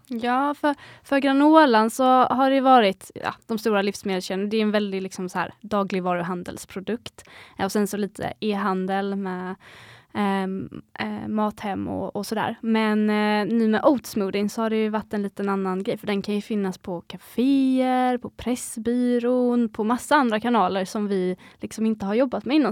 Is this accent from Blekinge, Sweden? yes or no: no; Skåne, Sweden; Vi kommer från Skåne